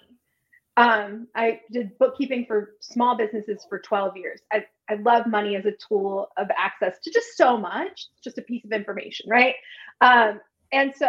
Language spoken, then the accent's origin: English; Wilmington, Delaware, United States; now in Wilmington, North Carolina, United States; I am from Wilmington, Delaware, and I live in Wilmington, North